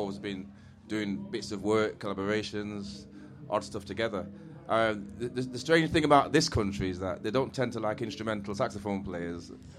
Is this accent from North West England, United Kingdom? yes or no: yes; Manchester, North West England, United Kingdom; Because I am born and bred in Manchester as well.